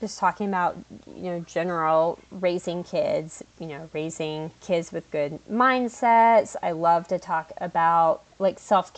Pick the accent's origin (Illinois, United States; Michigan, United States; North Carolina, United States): North Carolina, United States; I'm from North Carolina